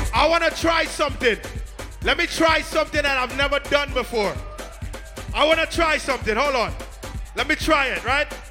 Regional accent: New York City, New York, United States; we're from Brooklyn

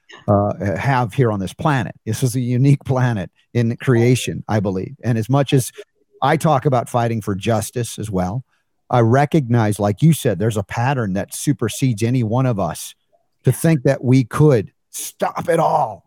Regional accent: United States; as an American

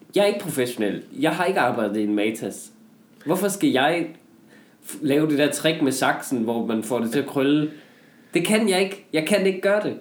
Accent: Denmark

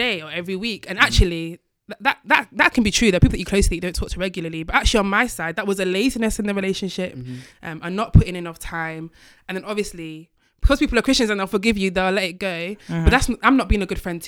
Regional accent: Manchester, North West England, United Kingdom; moved away; I'm from Manchester

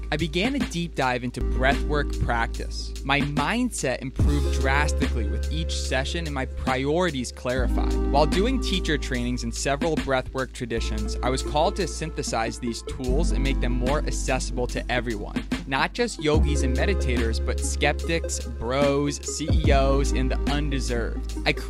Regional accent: Philadelphia, Pennsylvania, United States; I grew up in Philly with a highly attuned bullshit meter, so I was skeptical.

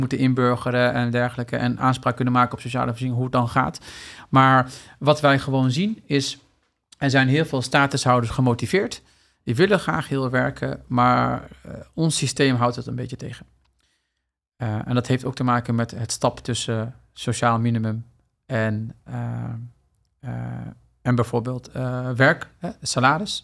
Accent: Netherlands; ik ben hier opgegroeid in Nederland

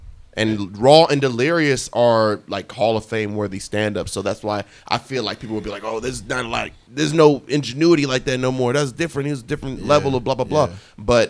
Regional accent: Nigeria; I'm Nigerian.

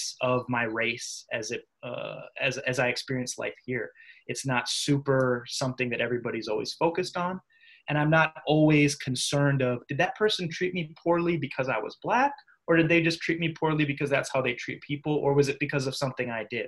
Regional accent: Minnesota, United States; moved away; also born or lived in Iowa; I grew up in Minnesota, so my general experience is from there. Went to school in Iowa

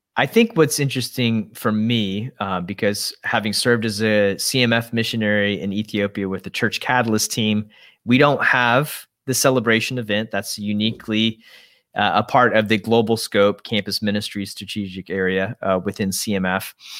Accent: Oklahoma, United States; I am from Oklahoma

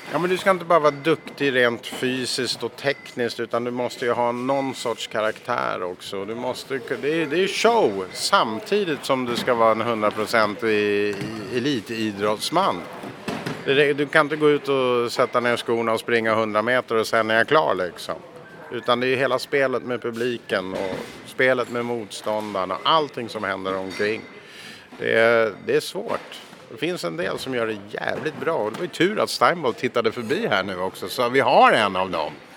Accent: Scotland, United Kingdom; now in Sweden; Jag kommer från Skottland från första början

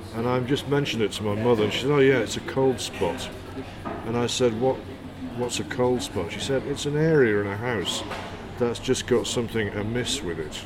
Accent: Hull, Yorkshire and the Humber, United Kingdom; moved away; also born or lived in London / Newcastle / Brighton; I grew up in Hull, which is in Yorkshire, kind

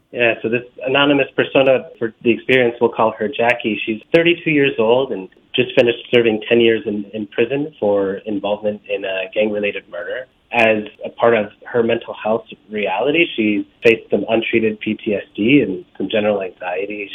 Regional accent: Los Angeles, California, United States; moved away as an adult; now in Chicago, United States; I'm originally from Los Angeles. I grew up in the 80s and 90s, where uh, Los Angeles has faced a tremendous amount of both community violence, gang violence, and growing up in that context

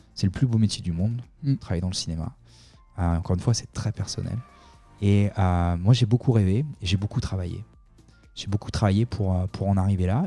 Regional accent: Solliès-Pont, Provence-Alpes-Côte d'Azur, France; moved away as an adult; now in Los Angeles, United States; je viens du sud de la France. Hein, J'ai habité à Soliespont, capitale mondiale de la figue

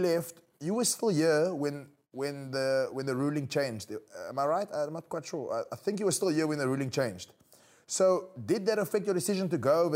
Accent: South Africa; I'm a South African guy

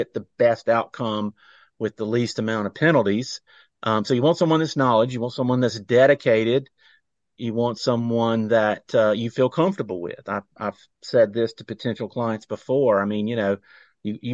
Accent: Rock Hill, South Carolina, United States; I grew up in South Carolina, Rock Hill specifically

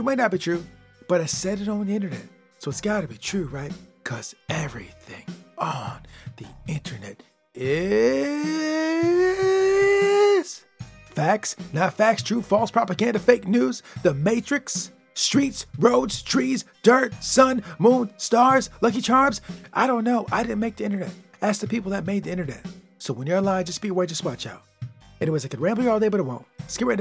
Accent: Michigan, United States; I'm from Michigan, baby. That's where I'm from. And when you come from Michigan and grow up in the Midwest

